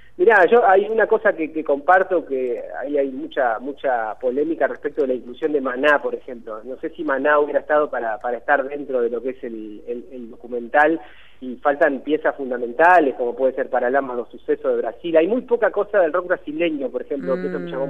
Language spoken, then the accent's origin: Spanish; Argentina; nosotros como, como argentinos